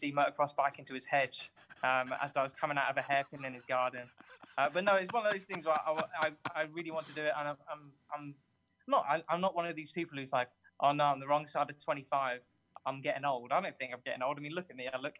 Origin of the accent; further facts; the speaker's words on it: southern England, United Kingdom; I'm from Southern England